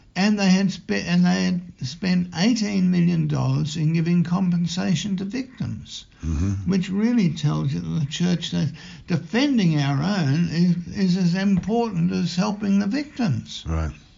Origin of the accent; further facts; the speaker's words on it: Melbourne, Victoria, Australia; when I grew up in St James Garden Vale, we'd have over 2,000 people at Mass every Sunday